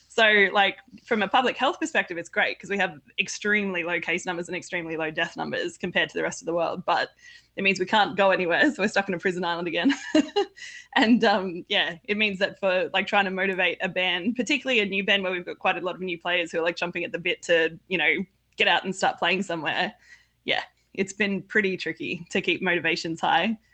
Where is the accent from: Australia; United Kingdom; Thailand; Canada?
Australia; I'm from Australia